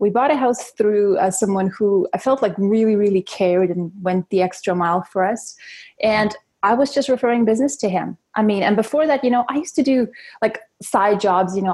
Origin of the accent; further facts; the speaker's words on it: Russia; born there; moved away; also born or lived in Germany; We moved here from Can- uh, from Germany actually, but I was originally born in Russia.